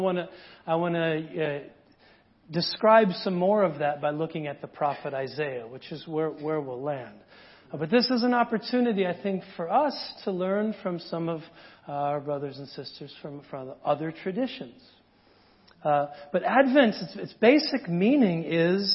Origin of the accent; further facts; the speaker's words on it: United States; as an American